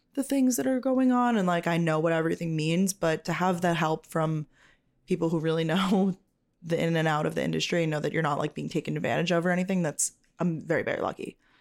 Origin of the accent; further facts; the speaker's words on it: New York, United States; I'm from New York.